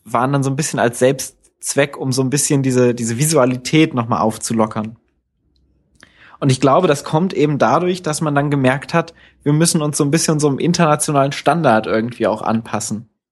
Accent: Northern Hesse, Germany; wo ich aufgewachsen bin in Nordhessen

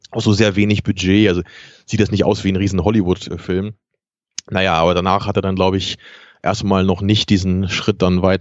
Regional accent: Kiel, Schleswig-Holstein, Germany; was ich besonders lustig finde als Kieler

